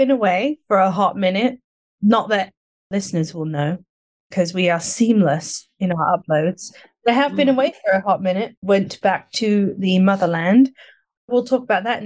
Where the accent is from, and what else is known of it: near the Hellfire Caves, South East England, United Kingdom; born or raised there; moved away